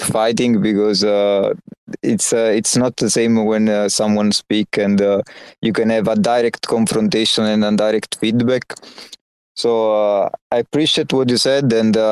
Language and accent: English; Naples, Campania, Italy; accent: Naples; English is a second language; I actually have a pretty strong Naples accent when I speak Italian